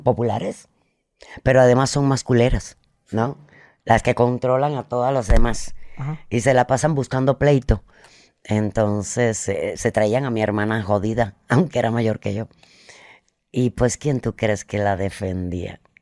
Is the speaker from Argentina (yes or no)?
no; Cuba; moved away; mientras estuve en Cuba